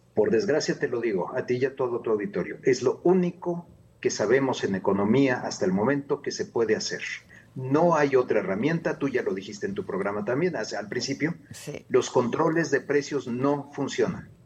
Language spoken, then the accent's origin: Spanish; Mexico; no somos los mexicanos